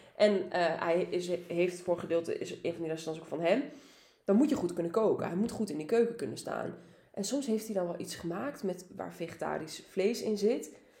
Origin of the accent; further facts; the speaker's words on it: Almelo, Overijssel, Netherlands; ik kom uit Almelo